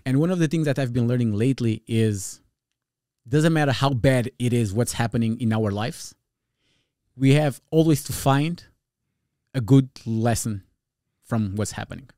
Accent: Portugal; first language Portuguese Creole; English is a second language; also born or lived in New Jersey, United States; now in California, United States; I'm originally from Portugal, from a, a neighborhood, like, tough neighborhood.

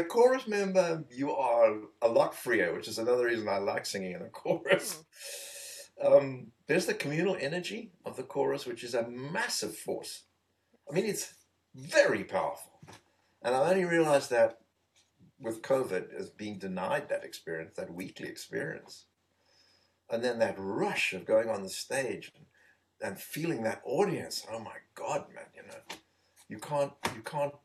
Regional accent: Eastern Cape, South Africa; moved away; being in South Africa, growing up in the Eastern Province where there are a lot of Bantu people

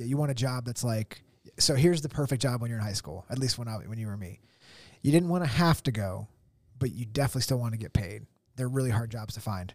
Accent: Tunkhannock, Pennsylvania, United States; Tunkhannock, like my, my hometown.

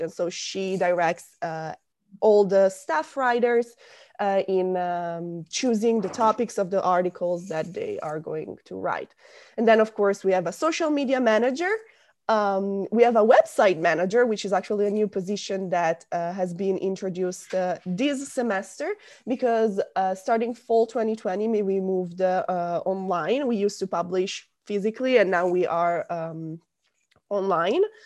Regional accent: small town near Milan, Lombardy, Italy; moved away as an adult; now in Rome, Italy; I'm from a very small town in North Italy. It's about half an hour away from Milan

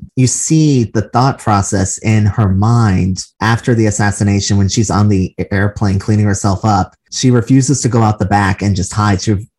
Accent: Boston, Massachusetts, United States; I'm from Boston, so the Kennedy myth has been drilled into my head ever since I was a toddler.

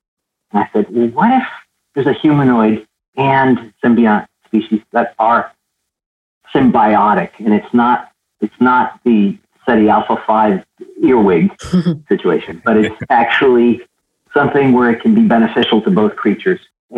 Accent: Santiago, Santiago Metropolitan Region, Chile; moved away; I was born in Chile, in Santiago, Chile, South America. And I would watch Star Trek in black and white in Spanish.

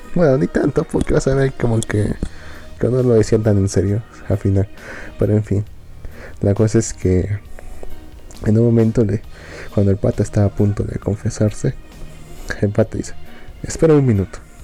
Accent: Bolivia; acá, en, mi terruño

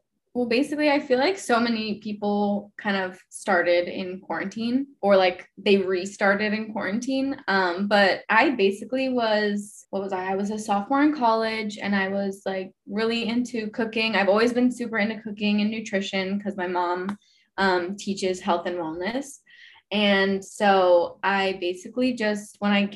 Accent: Houston, Texas, United States; now in Austin, United States; I'm originally from Houston

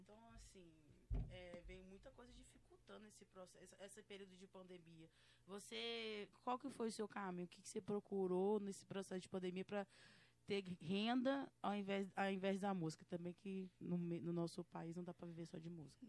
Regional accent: Minas Gerais, Brazil; Porque a gente é mineira, né? Porque eu sou mineira

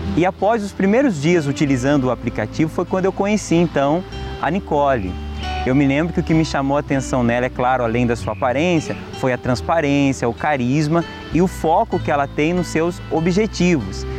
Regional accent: Ribeirão Preto, São Paulo, Brazil; eu sou de Ribeirão Preto, São Paulo

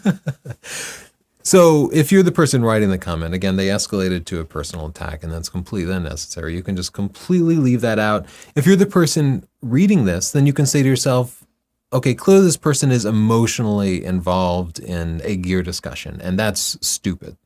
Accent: Texas, United States; I grew up in Texas

